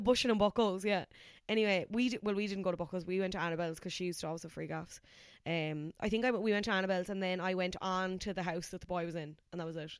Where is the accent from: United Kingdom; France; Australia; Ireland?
Ireland; Cork, Munster; now in Dublin, Ireland; having moved from Cork to Dublin